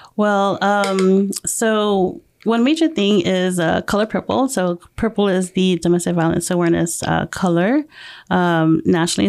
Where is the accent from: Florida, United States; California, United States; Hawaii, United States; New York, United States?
California, United States; Murrieta; moved away as an adult; also born or lived in Temecula, California / Guam; I grew up in Marietta, um, since I was in th-, fifth grade.